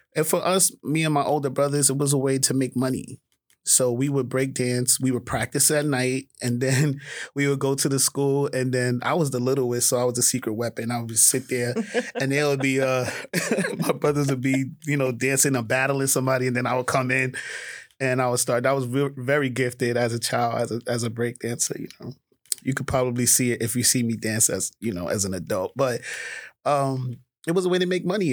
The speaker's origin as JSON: {"language": "English", "town": "New York City", "region": "New York", "country": "United States", "tie": "born or raised there", "said": "I grew up in Harlem"}